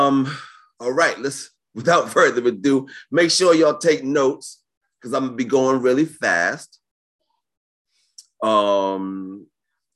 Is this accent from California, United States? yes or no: no; New York, United States; I'm from New York